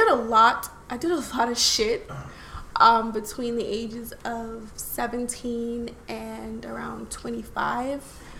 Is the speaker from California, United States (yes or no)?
no; Brooklyn, New York, United States; also born or lived in Philadelphia / Tacoma / Florida; now in Texas, United States; After that, I went back to New York because Philly was slow as fuck, and I'm from Brooklyn. I left New York and I went to Washington State, Tacoma, Washington, to be exact.